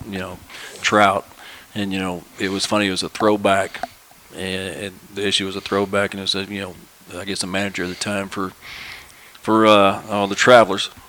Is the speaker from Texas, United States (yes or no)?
no; Fayetteville, Arkansas, United States; I grew up in Fayetteville